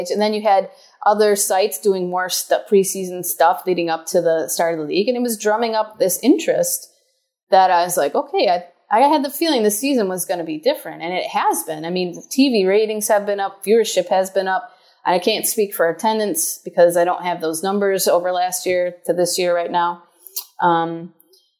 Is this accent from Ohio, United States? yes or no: no; Buffalo, New York, United States; I get to write about Buffalo sports in my hometown that I grew up in, watching